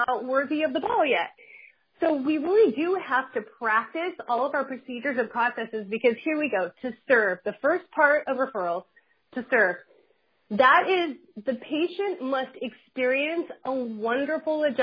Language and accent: English; Huntington Beach, California, United States; I grew up in Huntington Beach playing volleyball on the sands